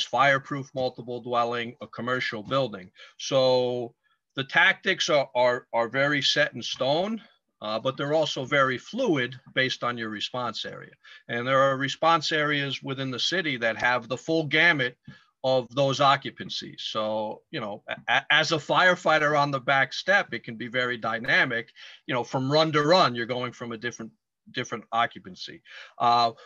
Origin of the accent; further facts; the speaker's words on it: Stamford, Connecticut, United States; I am born and raised in Stamford, Connecticut